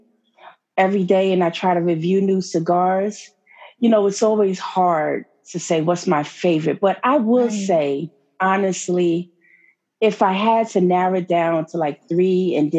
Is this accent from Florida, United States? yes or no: no; New York, United States; I'm a New Yorker